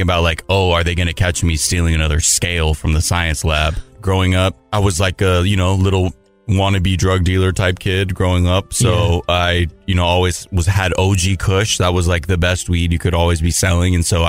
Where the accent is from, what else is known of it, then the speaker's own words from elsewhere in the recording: Los Angeles, California, United States; I grew up in the San Fernando Valley.